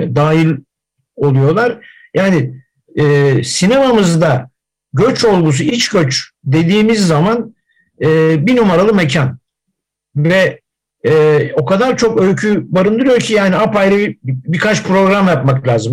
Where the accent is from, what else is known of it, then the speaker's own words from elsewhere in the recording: İzmir, Turkey; ben İzmirliyim